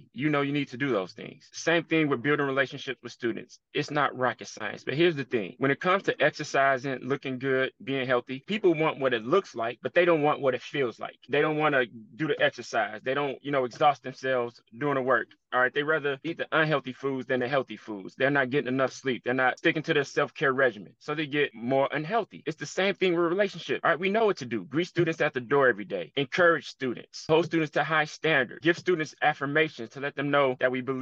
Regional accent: Chicago, Illinois, United States; I'm from Chicago, been a Chicago Bulls fan my entire life

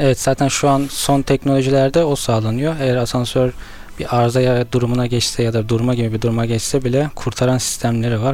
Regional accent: Istanbul, Turkey; 1990 İstanbul'da doğumluyum

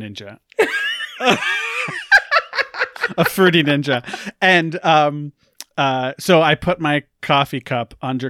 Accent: New York, United States; which I didn't know because I'm from New York.

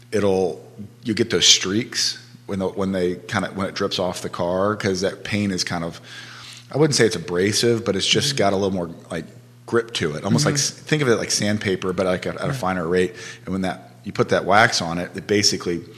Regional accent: Houston, Texas, United States; now in Charlottesville, United States; I grew up in Houston, Texas

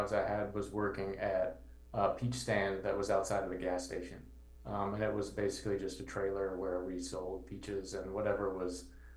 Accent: Georgia, United States; moved away as an adult; now in Chicago, United States; I grew up in Georgia

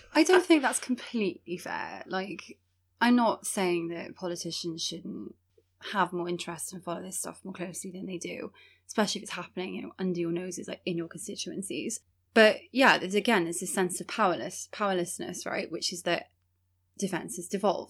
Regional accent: Wales, United Kingdom; this community who's been in Wales for such a long time

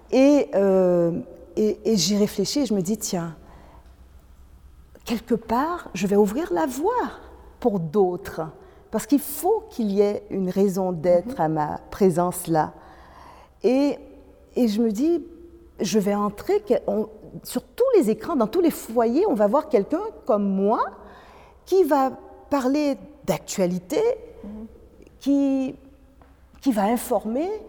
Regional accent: Quebec, Canada; moi, je suis québécoise

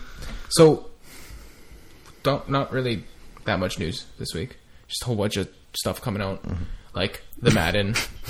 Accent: Canada; And we're Canadian.

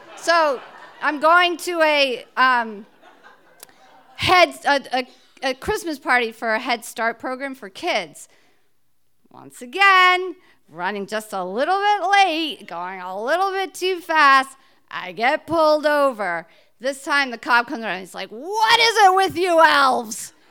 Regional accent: New Jersey, United States; moved away as an adult; now in Cape Cod, United States; I'm originally from New Jersey, just outside New York City

